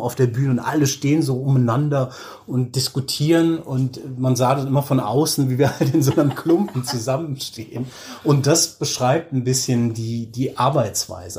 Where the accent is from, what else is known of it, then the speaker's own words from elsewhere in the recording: Germany; moved away as an adult; now in Oslo, Norway; als Deutscher, Deutsche